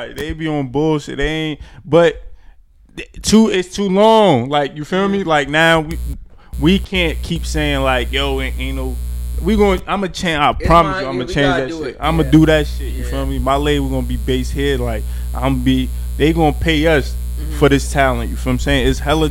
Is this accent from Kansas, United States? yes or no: no; Newark, New Jersey, United States; I'm from Brick City. Like, you automatically known to be gritty. If you from Newark, so it adds to your persona.